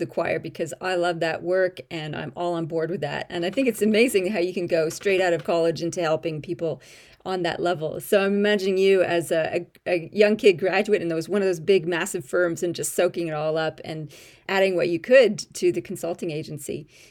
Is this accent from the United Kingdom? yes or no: no; Canada; accent: Canadian-Australian; also born or lived in Australia; I'm a Canadian-Australian. So occasionally my expressions come out a bit funny and I sound a bit funny, but that's sort of my little twisty accent going on.